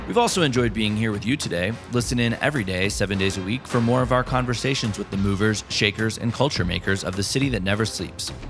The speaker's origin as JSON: {"language": "English", "town": "New York City", "region": "New York", "country": "United States", "said": "a lot of New Yorkers"}